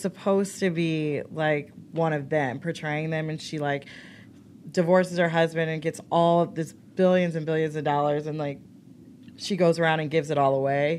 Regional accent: Shaker Heights, Ohio, United States; also born or lived in Akron, Ohio; I'm from Shaker, and then I finished high school in Akron at Firestone.

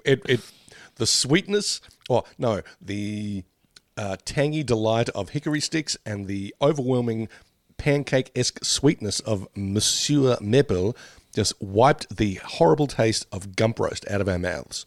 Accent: Australia; we grew up with Smarties in, uh, in Australia

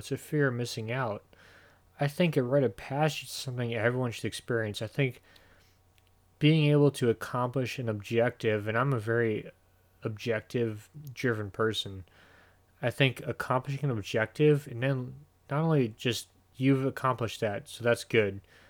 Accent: Midwest, United States; As much as anything else, I'm from the Midwest. I'm cheap as fuck.

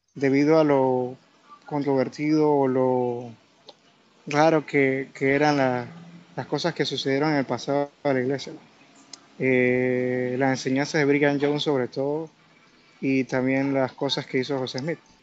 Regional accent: Panama; Yo soy de Panamá.

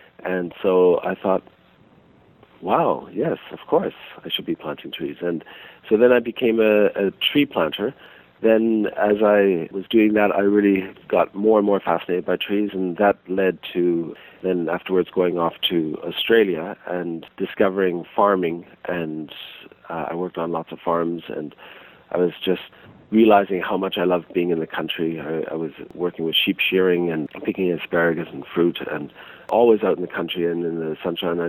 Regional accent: Toronto, Ontario, Canada; also born or lived in Switzerland / Montreal, Canada; now in Salt Spring Island, Canada; over time we ended up moving to Montreal and then to Toronto, and in Toronto we lived in a very urban area

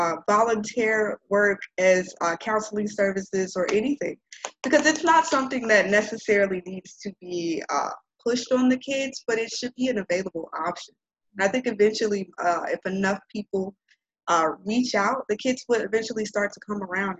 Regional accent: Chicago, Illinois, United States; moved away; growing up in Auburn Gresham, growing up surrounded by violence

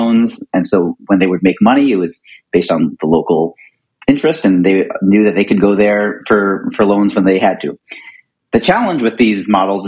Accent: Philadelphia, Pennsylvania, United States; moved away as an adult; I grew up in Philadelphia

